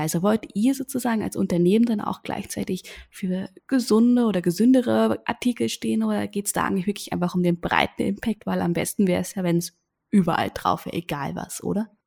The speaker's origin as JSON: {"language": "German", "country": "Germany", "moved": "yes", "lives_now": "Vienna, Austria", "said": "ich bin Deutsche, lebe momentan in Wien"}